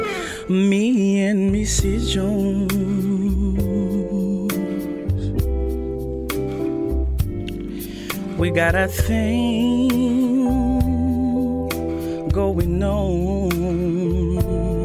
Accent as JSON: {"language": "English", "country": "DR Congo", "also_born_or_lived": "Kinshasa / Goma", "moved": "yes", "lives_now": "Dubai, United Arab Emirates", "said": "I'm actually from Congo"}